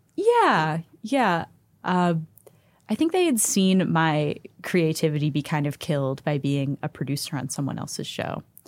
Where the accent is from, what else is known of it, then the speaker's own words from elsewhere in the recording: Pittsburgh, Pennsylvania, United States; I'm from Pittsburgh